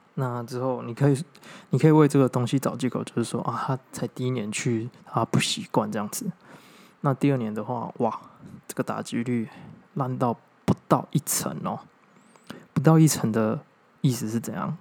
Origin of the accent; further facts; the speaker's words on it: Taiwan; 我是台湾人，我当然是爱台湾的嘛